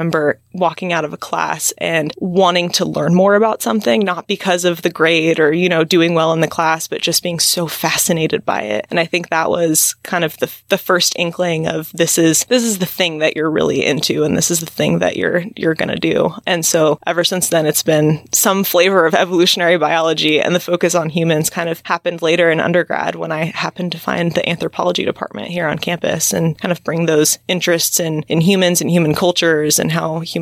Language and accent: English; Central Valley of California, United States; I grew up in the Central Valley of California, kind of out in the country next to a walnut orchard.